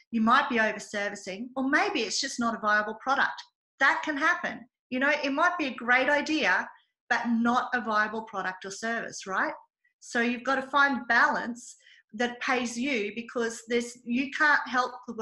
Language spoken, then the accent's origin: English; Australia; I pay for the privilege of being Australian, and believe me, it is a privilege to be Australian